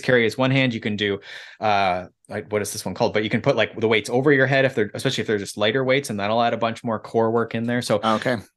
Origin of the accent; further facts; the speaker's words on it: Mansfield, Ontario, Canada; now in Collingwood, Canada; I grew up in Mansfield, so just south of there.